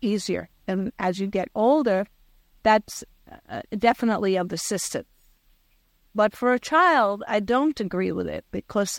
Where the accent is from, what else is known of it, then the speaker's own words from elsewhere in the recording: New York City, New York, United States; also born or lived in Long Island; I was raised in New York City, and when we moved out of New York City to Long Island